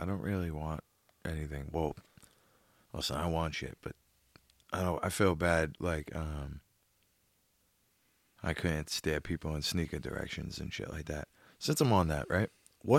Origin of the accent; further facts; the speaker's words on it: Boston, Massachusetts, United States; So I'm from Southie. I did a lot of shell toes.